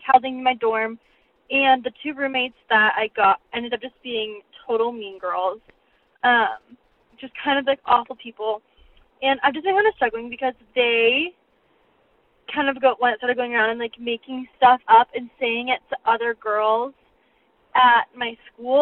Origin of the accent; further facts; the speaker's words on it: Colorado, United States; I am from Colorado